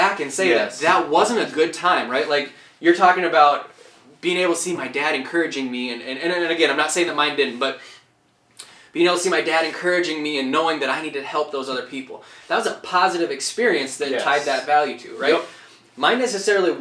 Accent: Chamberlain, South Dakota, United States; now in Sioux Falls, United States; I grew up in Chamberlain

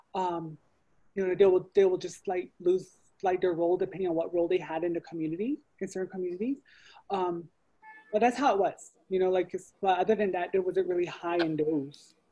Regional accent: Chinle, Arizona, United States; I am originally from Chinle, Arizona, on the Navajo Reservation, so I am Navajo, or Diné

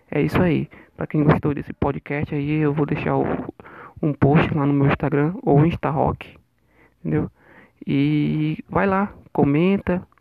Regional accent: Amazonas, Brazil; sou daqui, uma, sou daqui de Maitá, Amazonas

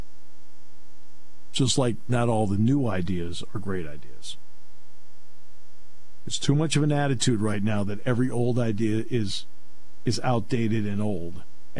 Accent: Connecticut, United States; moved away; when I was a kid, I grew up in Connecticut.

